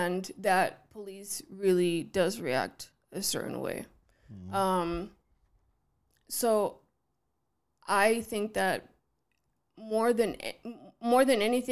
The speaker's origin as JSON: {"language": "English", "area": "the Valley", "region": "California", "country": "United States", "tie": "born or raised there", "said": "I grew up in the Valley where there was everything"}